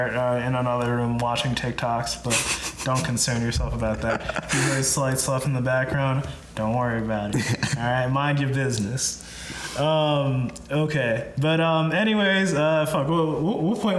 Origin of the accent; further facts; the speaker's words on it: Minnesota, United States; We're originally from Minnesota